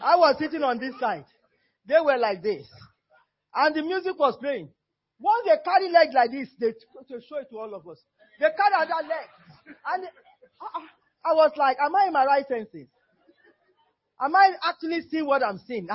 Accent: Nigeria; moved away; I'm still Nigerian

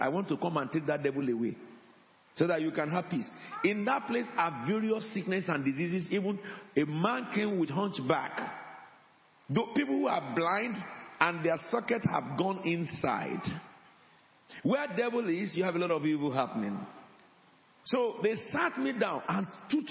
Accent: Nigeria; moved away

